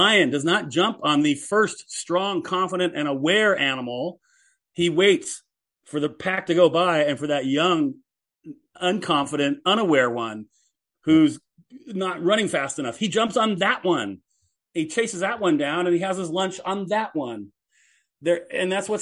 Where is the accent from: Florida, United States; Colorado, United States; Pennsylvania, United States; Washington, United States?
Washington, United States; Seattle; I was born in Seattle